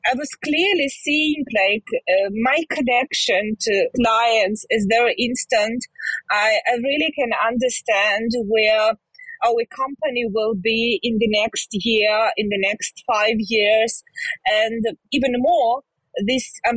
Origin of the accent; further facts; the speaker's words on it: Zhytomyr, Zhytomyr Oblast, Ukraine; I'm originally from Ukraine. I lived in Ukraine all my life. It's a town near side Kyiv, it's Zhytomyr, where I was born